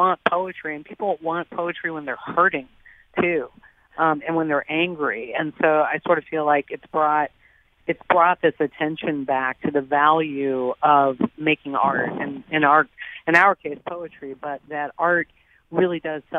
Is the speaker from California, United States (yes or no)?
no; Nebraska, United States; moved away; also born or lived in Boston; I grew up in Nebraska, and I mean, I spent years living in Boston